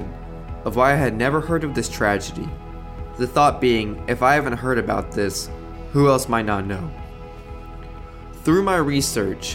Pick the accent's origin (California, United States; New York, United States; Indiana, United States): Indiana, United States; Chandler; I grew up in Chandler, 15 minutes away from Evansville